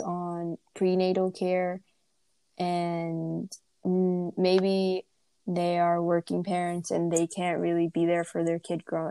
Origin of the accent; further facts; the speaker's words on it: India; Growing up in India